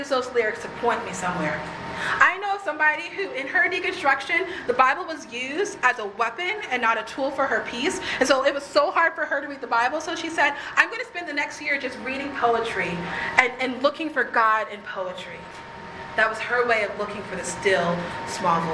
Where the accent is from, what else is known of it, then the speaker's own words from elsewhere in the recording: Texas, United States; I'm from Texas.